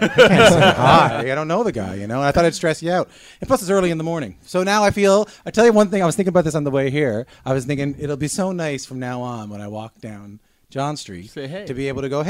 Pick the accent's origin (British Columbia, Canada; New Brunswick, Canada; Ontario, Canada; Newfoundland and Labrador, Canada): Newfoundland and Labrador, Canada; moved away; I grew up in Newfoundland